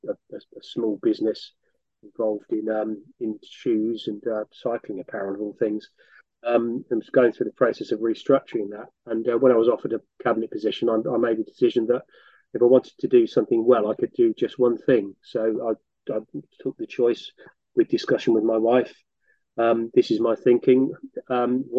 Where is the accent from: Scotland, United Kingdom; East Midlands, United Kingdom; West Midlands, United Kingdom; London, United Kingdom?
East Midlands, United Kingdom; Northampton; also born or lived in France; I attended various schools in Northampton. So I was brought up in Northampton